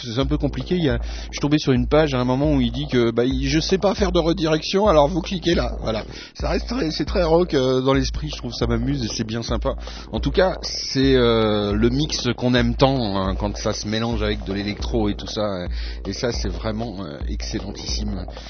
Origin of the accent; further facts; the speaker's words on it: France; now in Switzerland; je suis français